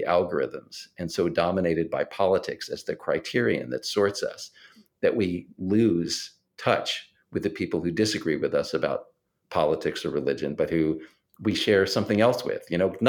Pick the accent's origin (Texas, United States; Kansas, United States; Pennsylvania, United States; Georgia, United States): Texas, United States; La Porte; now in Maryland, United States; I grew up in La Porte, Texas, a town east of Houston, right? And it's a more conservative environment than the one I live in now in Maryland.